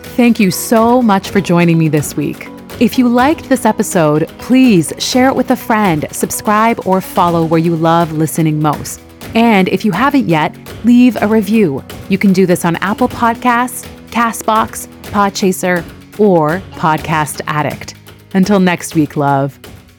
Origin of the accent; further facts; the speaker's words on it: Canada; also born or lived in Iran; my family immigrated to Canada from Iran when I was quite young.